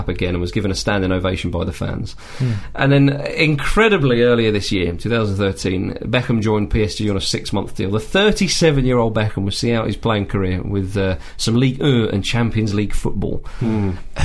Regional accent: England, United Kingdom; we're English

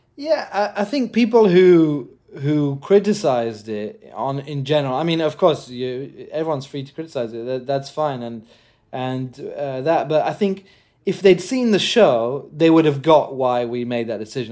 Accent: Jordan; moved away; also born or lived in England; growing up in Jordan

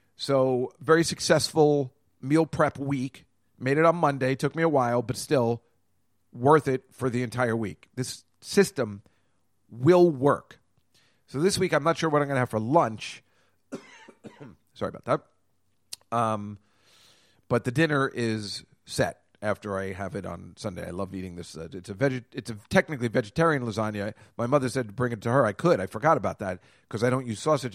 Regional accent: Edison, New Jersey, United States; now in New York, United States; We're both from Edison

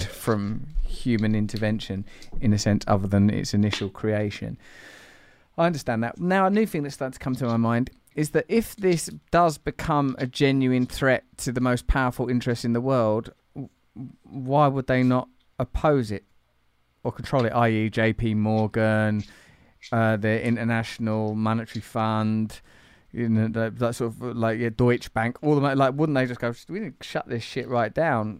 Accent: England, United Kingdom; I'm English

